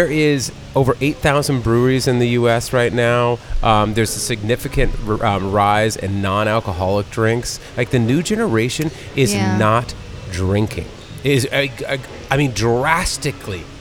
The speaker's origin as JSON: {"language": "English", "town": "San Diego", "region": "California", "country": "United States", "said": "I'm from San Diego"}